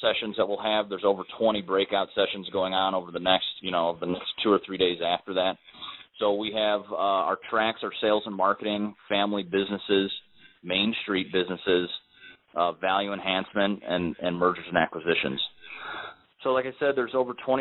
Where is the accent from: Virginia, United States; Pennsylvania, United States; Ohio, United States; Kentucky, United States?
Ohio, United States; Cleveland; I'm from Cleveland as well